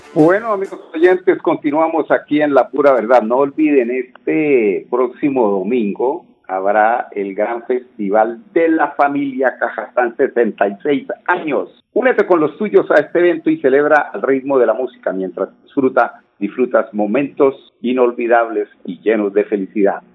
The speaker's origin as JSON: {"language": "Spanish", "country": "Colombia", "said": "todos somos colombianos"}